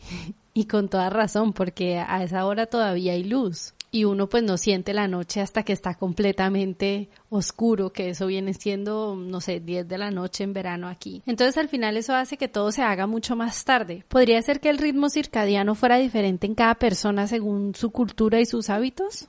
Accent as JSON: {"language": "Spanish", "town": "Guadalajara", "region": "Jalisco", "country": "Mexico", "tie": "born or raised there", "moved": "yes", "said": "yo crecí en Guadalajara"}